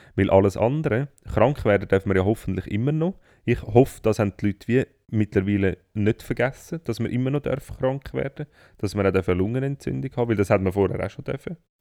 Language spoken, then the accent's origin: German; Switzerland; bei uns in der Schweiz